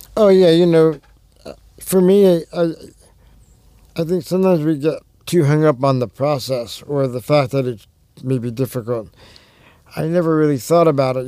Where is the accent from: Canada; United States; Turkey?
United States; Long Island, New York; also born or lived in Berkeley, California; now in Detroit area, United States; I grew up on Long Island in New York